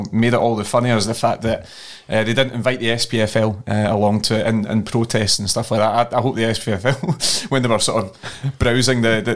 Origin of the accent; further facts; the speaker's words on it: Edinburgh, Scotland, United Kingdom; I'm from Edinburgh.